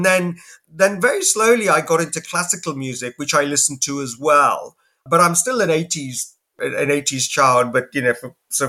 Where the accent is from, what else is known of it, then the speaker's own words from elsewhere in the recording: England, United Kingdom; growing up in England, you know, as a sort of, as an immigrant and, you know, trying to balance two different identities